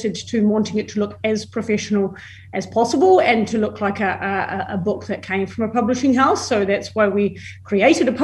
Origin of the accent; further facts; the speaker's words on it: Christchurch, Canterbury, New Zealand; moved away as an adult; also born or lived in London, United Kingdom; now in Melbourne, Australia; I was born and bred in Christchurch